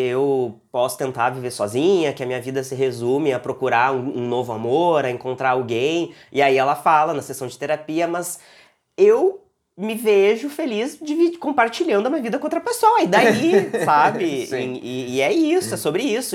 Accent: Porto Alegre, Rio Grande do Sul, Brazil; eu sou de um, de um, da Zona Leste aqui de Porto Alegre, que é uma região periférica, uma, afastada do centro e tal. Eu morei lá

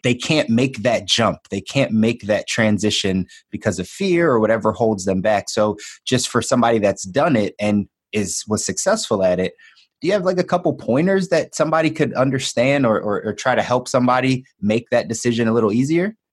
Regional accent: Philadelphia, Pennsylvania, United States; moved away as an adult; also born or lived in Miami / Los Angeles; I was born and raised in Philly

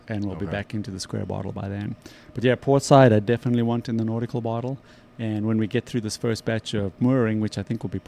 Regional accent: South Africa; moved away; growing up in South Africa

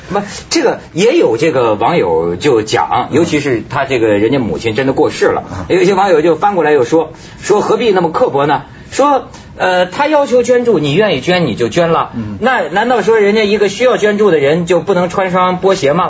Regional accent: Shenzhen, Guangdong, China; 我们深圳人民

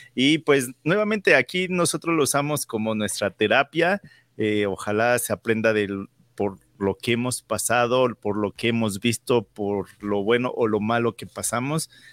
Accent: Mexico City, Mexico; moved away as an adult; also born or lived in Calgary, Alberta, Canada; now in Canada; Yo viniendo de la Ciudad de México, donde son millones y millones

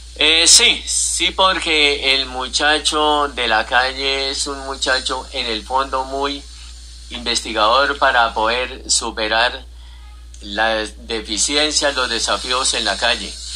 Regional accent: Bolívar, Santander, Colombia; moved away; also born or lived in Fusagasugá; mi patria chica como es el pueblo donde nací, Bolívar Santander

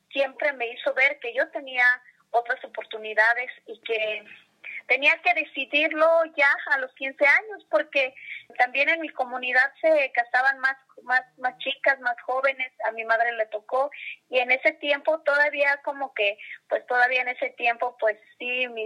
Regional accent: Tlahuitoltepec, Oaxaca, Mexico; moved away; de mis maestros que también pues hacen música allá en, en mi pueblo que, como dicen, consideran a Tlahuitoltepec como tierra de músicos.

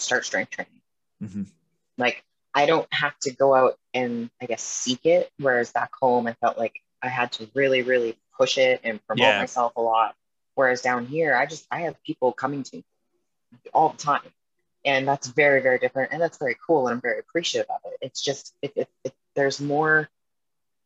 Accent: Edmonton, Alberta, Canada; moved away as an adult; now in Vancouver, United States; growing up in Edmonton

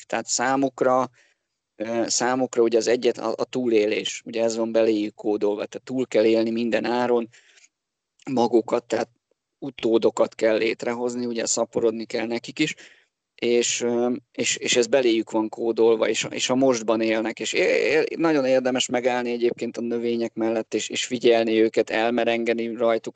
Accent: Budapest, Hungary; also born or lived in Borsod county (summers); belvárosban nőttem fel, tehát én a gyerekkoromat az ötödik kerületbe töltöttem

